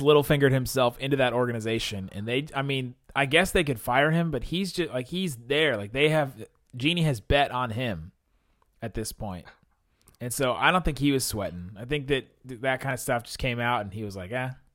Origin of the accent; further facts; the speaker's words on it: Ohio, United States; also born or lived in California; growing up in Ohio, we didn't really have a team near where I lived